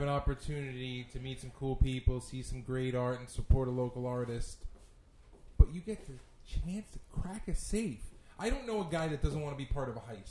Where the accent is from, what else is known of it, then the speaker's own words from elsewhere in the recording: New York City, New York, United States; Growing up in Brooklyn